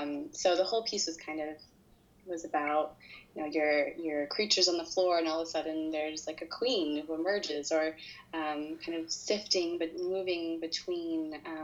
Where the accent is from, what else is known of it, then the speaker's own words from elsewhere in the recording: Chicago, Illinois, United States; born there; also born or lived in Los Angeles / New York; I am an American. I was born in Chicago, I lived in LA, and I lived in New York